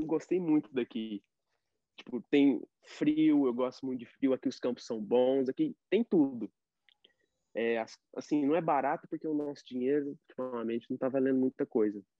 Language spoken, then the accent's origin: Portuguese; Brazil; now in United States; eu sou brasileiro, que eu não sei tudo ainda de inglês